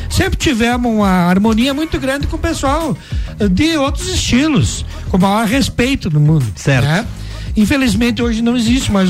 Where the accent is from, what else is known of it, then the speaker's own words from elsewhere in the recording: Vacaria, Rio Grande do Sul, Brazil; born there; now in Lages, Brazil; Eu nasci em Vacaria, mas eu me considero lagiano, porque tudo que eu sei de, de arte, de cultura, de tradição, eu aprendi aqui.